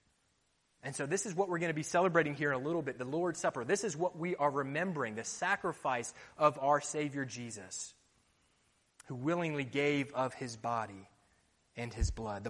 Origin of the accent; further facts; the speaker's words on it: Florida, United States; moved away; When I was growing up in the States, I liked to play football